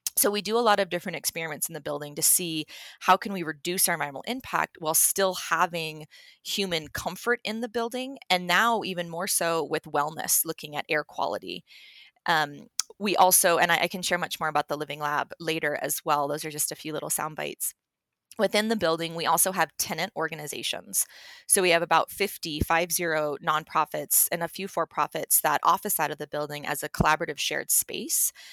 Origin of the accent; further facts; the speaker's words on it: Telluride, Colorado, United States; moved away as an adult; also born or lived in Hawaii; now in Denver, United States; I am a Colorado native. I was born and raised in Telluride